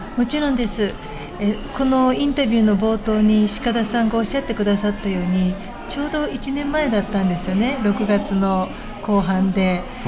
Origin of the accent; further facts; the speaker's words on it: Kansai, Japan; 私関西人です